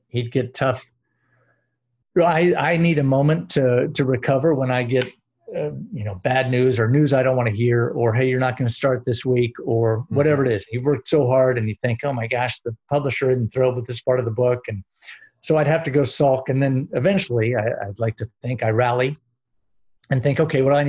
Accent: Gainesville, Florida, United States; I'm from Gainesville, Florida, where the University of Florida is.

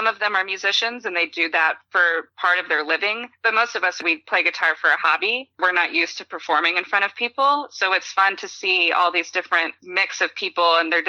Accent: Austin, Texas, United States; also born or lived in San Diego; I spent most of my life growing up in Austin, which everybody knows is a huge music city

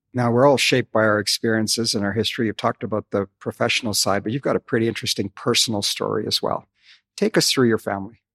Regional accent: Calgary, Alberta, Canada; moved away; Calgary, as you know, is my hometown

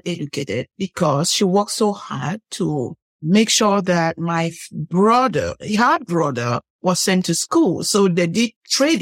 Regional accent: Northwest Region, Cameroon; moved away; I'm from Cameroon, the western part of, I would say central west part of Africa.

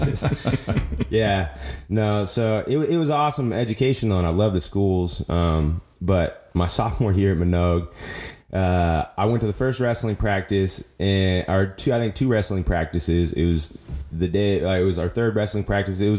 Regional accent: Reno, Nevada, United States; I grew up here in Reno over off Wells, the neighborhood I grew up

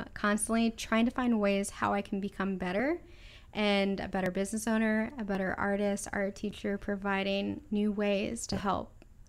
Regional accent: California, United States; I'm from California, you know.

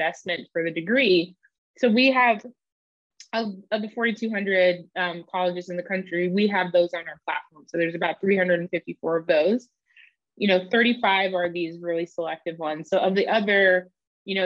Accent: Bay Area, California, United States; I grew up in the Bay Area

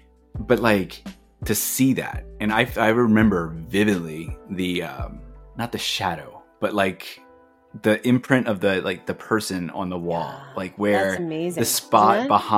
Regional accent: United States; growing up in America, going to school and learning history from an American perspective

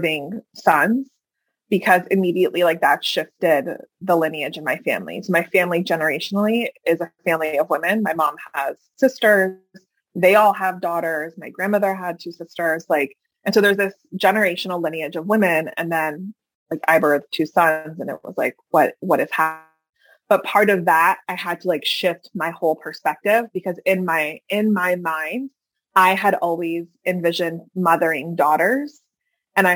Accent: Hackensack, New Jersey, United States; I come from Hackensack, New Jersey, right? But I also come from Iran

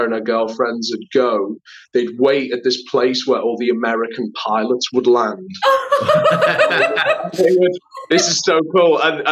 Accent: Liverpool, North West England, United Kingdom; moved away as an adult; also born or lived in London; now in Los Angeles, United States; I'm from Liverpool in the north of England, which is a quite working class town.

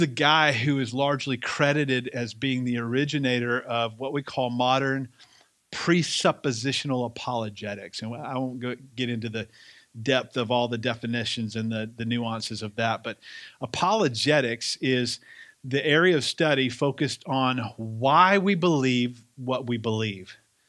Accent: the South, United States; accent: Southern; if it sounds like I have a little bit more of my Southern accent back, it's because I was just around a bunch of Southern people for 8 days

